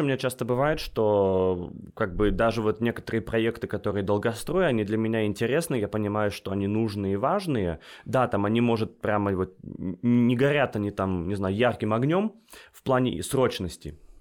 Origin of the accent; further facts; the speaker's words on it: United States; moved away as an adult; also born or lived in Russia; now in Dakar, Senegal; я родился в России, э, вырос в Штатах, и сейчас работаю в Африке, в Дакаре, это столица Сенегала.